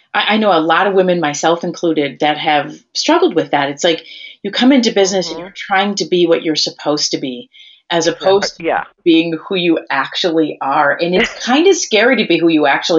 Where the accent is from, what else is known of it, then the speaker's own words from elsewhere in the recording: Wisconsin, United States; I'm from Wisconsin.